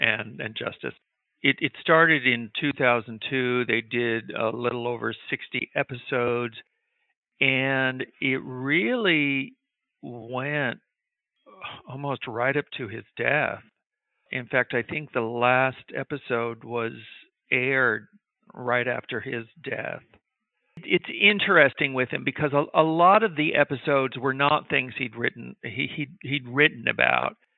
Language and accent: English; Midwest, United States; I grew up in the Midwest